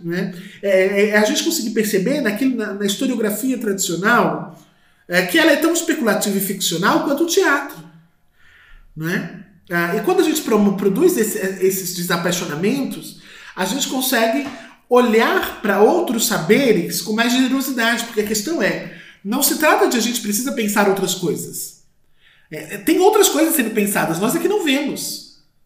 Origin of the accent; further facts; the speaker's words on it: Brazil; nós que somos do Brasil